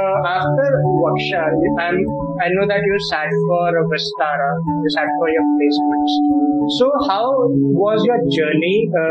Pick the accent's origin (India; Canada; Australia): India; Manipal, Karnataka; So I said, I'm from Manipal.